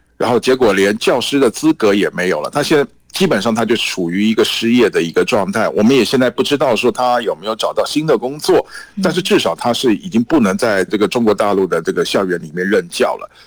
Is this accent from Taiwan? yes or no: yes; Taiwan; now in Beijing, China; 我们台湾这边呢，坚定好自己的立场